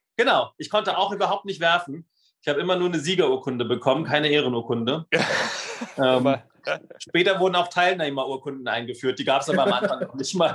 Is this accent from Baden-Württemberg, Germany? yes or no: no; Berlin, Germany; ich komme aus dem Südwest-Berlin, da gab es dann Gymnasien